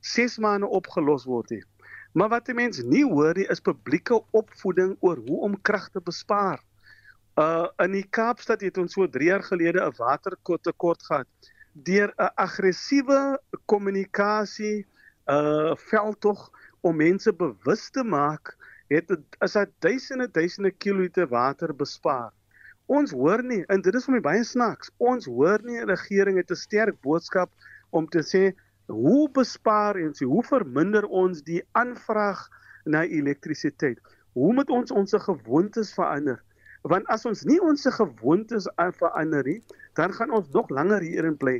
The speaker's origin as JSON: {"language": "Afrikaans", "country": "South Africa", "said": "as Suid-Afrikaners"}